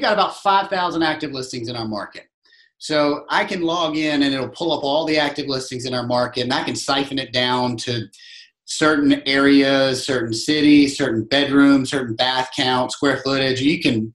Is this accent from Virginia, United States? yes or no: yes; Virginia, United States; moved away as an adult; now in Charleston, United States; I grew up in Virginia, played college basketball in Virginia, graduated college, moved straight to Charleston